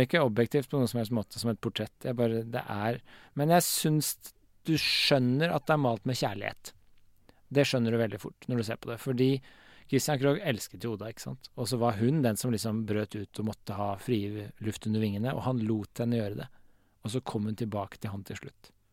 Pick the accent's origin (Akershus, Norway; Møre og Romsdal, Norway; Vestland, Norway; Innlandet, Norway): Akershus, Norway; Årnes; also born or lived in Vormsund; Jeg vokste opp i Vormsund og på Årnes